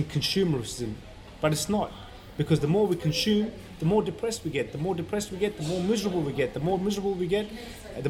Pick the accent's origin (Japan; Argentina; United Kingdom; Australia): Australia; Sydney, New South Wales; also born or lived in Afghanistan; I was born in Afghanistan. We migrated here under refugee status after we got sponsored to Australia back in 1988. So I've been here at a young age since I was 5-6 years old.